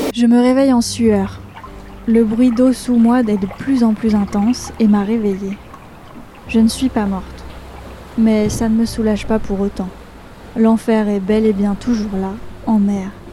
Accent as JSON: {"language": "French", "area": "Savoie", "region": "Auvergne-Rhône-Alpes", "country": "France", "moved": "yes", "said": "je suis chez moi, en Savoie"}